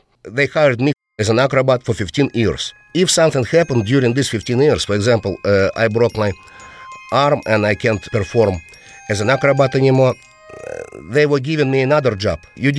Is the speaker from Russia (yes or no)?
yes; Russia; English is a second language; We traveled all around Russia. And of course, when I had some tours next to my hometown, I paid for my parents' tickets.